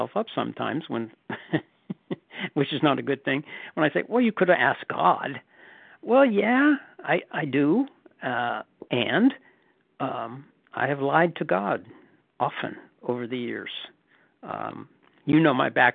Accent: the North, Northern United States, United States; moved away as an adult; now in Southern United States; I'm a Northerner retired in the South

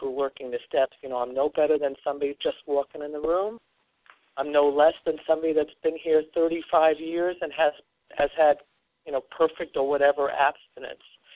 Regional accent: Long Island, New York, United States; I was raised on Long Island

